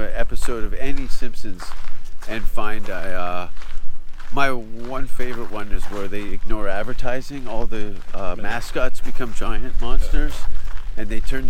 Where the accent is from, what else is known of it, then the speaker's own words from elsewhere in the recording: Hamilton, Ontario, Canada; moved away as an adult; also born or lived in England / Los Angeles; Hamilton, where I was born. 71 to 93, that was home.